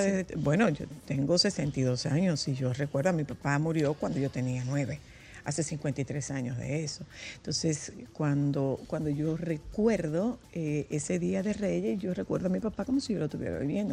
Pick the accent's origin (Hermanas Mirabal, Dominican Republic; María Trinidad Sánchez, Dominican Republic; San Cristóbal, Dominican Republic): María Trinidad Sánchez, Dominican Republic; Nagua; en Agua, eh, de donde yo soy